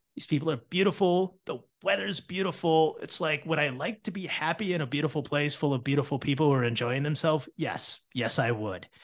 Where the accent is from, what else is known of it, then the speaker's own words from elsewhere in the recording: Battle Creek, Michigan, United States; also born or lived in Toledo, Ohio; I was born in Toledo, Ohio, and then my, um, my father got a job in Battle Creek, Michigan, and we moved to a street called Hogue Road